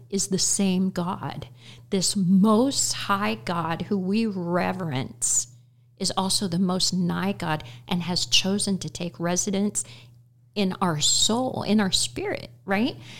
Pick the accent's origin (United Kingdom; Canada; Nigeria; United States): United States; Terre Haute, Indiana; moved away as an adult; now in Effingham, United States; Terre Haute, Indiana, and, uh, all of my children and grandchildren are still roughly in that area